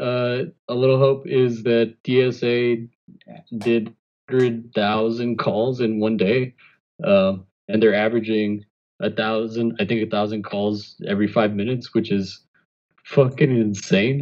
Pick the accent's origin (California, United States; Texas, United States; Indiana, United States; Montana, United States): Texas, United States; Rio Grande City; my hometown, Rio Grande City